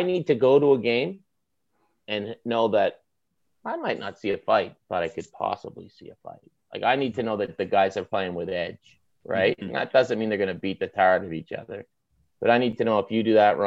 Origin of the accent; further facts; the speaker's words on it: the Maritimes, Canada; accent: maritime; now in Toronto, Canada; my maritime accent